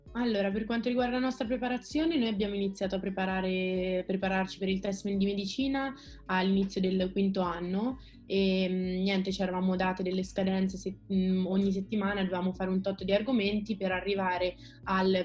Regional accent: Perugia, Umbria, Italy; moved away as an adult; now in Rome, Italy; vengo da Perugia e studio medicina

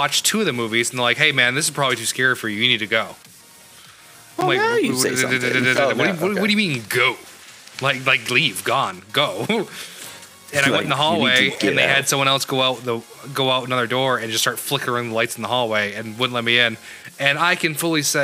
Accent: Maine, United States; I grew up in Maine

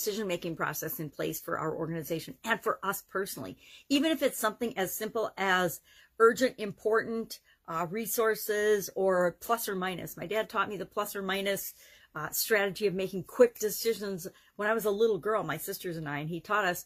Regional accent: Wisconsin, United States; Oshkosh, Wisconsin, my home state

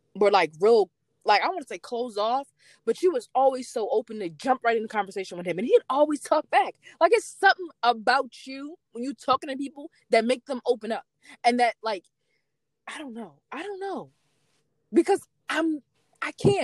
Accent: New York, United States; I'm from New York

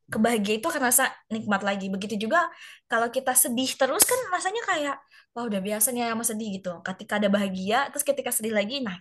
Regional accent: Padang, West Sumatra, Indonesia; misalnya aku sebagai orang Padang asli karena dulu aku sebagai orang Padang jadi aku kalau pas nyampe di sini di Jawa aku pilih nasi padang tuh bukan pilihan utama gitu

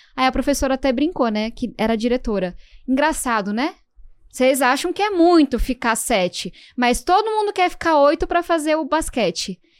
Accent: São Paulo, Brazil; eu venho da Zona Sul de São Paulo e eu cresci ouvindo o barulho da Fórmula 1

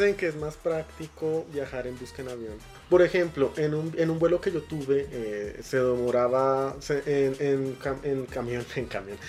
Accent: Caparrapí, Cundinamarca, Colombia; now in Bogotá, Colombia; yo tampoco soy de Bogotá, yo soy de Caparrapí, Cundinamarca

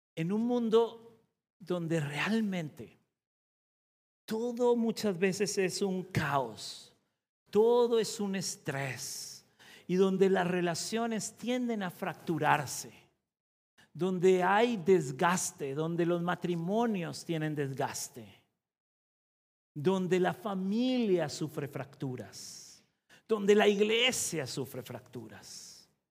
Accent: Costa Rica; yo soy de Centroamérica, de Costa Rica

